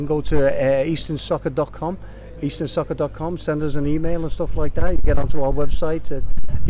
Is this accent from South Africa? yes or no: no; Liverpool, North West England, United Kingdom; accent: Scouse; now in New York, United States; I'm from New York, just outside of New York, originally from Liverpool.